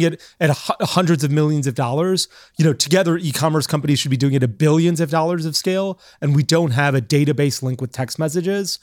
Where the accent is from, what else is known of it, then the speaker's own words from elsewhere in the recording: Florida, United States; moved away; also born or lived in New York; I grew up in Florida.